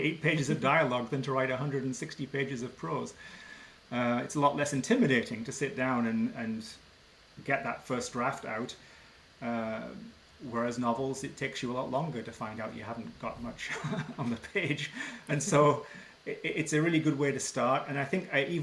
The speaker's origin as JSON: {"language": "English", "region": "England", "country": "United Kingdom", "tie": "born or raised there", "moved": "as an adult", "lives_now": "Ottawa, Canada", "said": "I was born in England and went to school there and then moved to Canada after grad school. And I've lived in Ottawa, Ontario"}